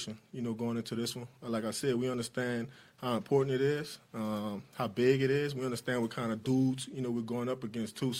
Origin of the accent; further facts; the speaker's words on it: New Orleans, Louisiana, United States; I grew up in New Orleans